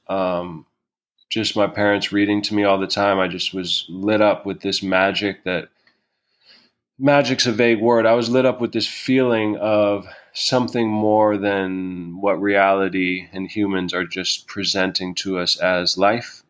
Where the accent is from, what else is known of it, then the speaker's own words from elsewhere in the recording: New York City, New York, United States; moved away as an adult; also born or lived in Vancouver; I grew up in New York City with her most of my life.